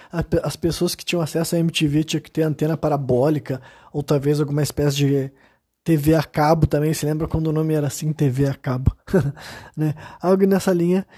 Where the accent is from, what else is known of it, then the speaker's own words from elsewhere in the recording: Brazil; Eu sou brasileiro, eu nasci aqui nesse país